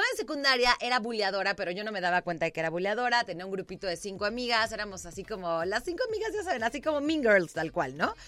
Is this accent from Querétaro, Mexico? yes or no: yes; San Juan del Río, Querétaro, Mexico; yo soy queretana, yo me fui a vivir a San Juan del Río de los 7 a los 14, justo en la secundaria. Me regreso para cumplir 15 a Querétaro